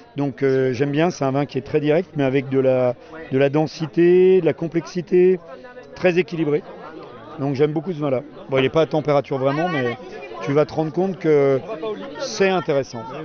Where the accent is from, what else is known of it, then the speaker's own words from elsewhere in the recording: Burgundy, Bourgogne-Franche-Comté, France; je viens de Bourgogne